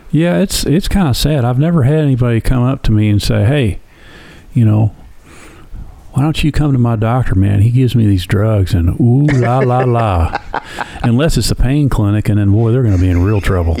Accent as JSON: {"language": "English", "town": "Flint", "region": "Michigan", "country": "United States", "tie": "born or raised there", "said": "I was born in, it's not a joke, Flint, Michigan."}